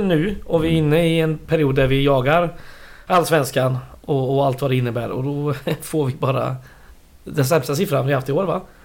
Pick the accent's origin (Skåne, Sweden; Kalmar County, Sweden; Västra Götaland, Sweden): Västra Götaland, Sweden; Västergötland; jag är västgöte